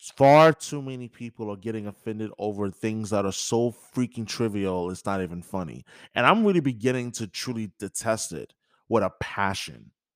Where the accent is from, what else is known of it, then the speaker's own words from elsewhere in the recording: New York, United States; growing up in New York